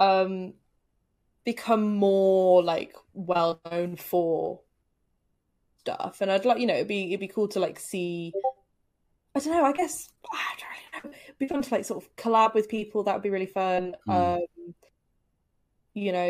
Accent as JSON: {"language": "English", "town": "Telford", "region": "West Midlands", "country": "United Kingdom", "moved": "yes", "lives_now": "Cheltenham, United Kingdom", "said": "Telford, which is actually where I'm originally from. I didn't realize there was a board game cafe in Telford until I moved away from Telford"}